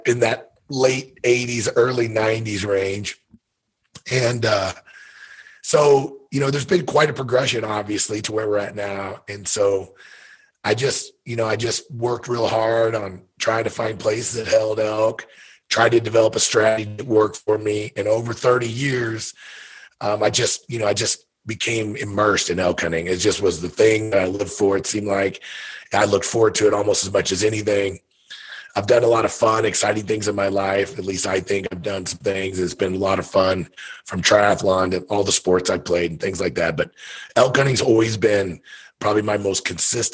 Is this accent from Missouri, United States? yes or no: yes; Missouri, United States; I grew up in Missouri, whitetail hunted since I've been 8, 9 years old